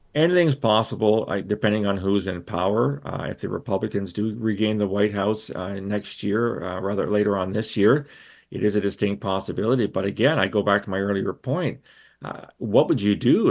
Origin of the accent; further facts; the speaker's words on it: London, Ontario, Canada; when I was a kid and growing up in London, Ontario